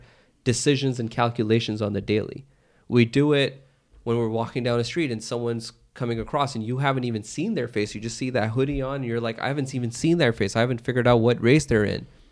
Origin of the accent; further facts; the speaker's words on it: United States; I was born in America